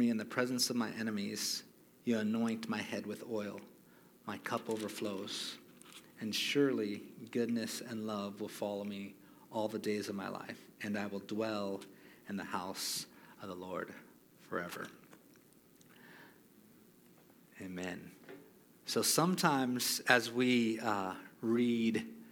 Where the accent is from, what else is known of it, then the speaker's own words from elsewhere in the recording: Hawaii, United States; moved away; I grew up born and raised in Hawaii